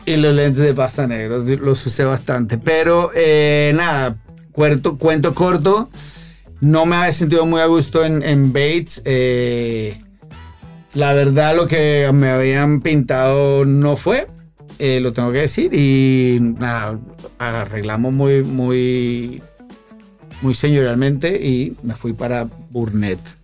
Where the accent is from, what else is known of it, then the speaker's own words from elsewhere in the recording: Bogotá, Colombia; moved away as an adult; yo soy colombiano. ¿Cómo? Bogotano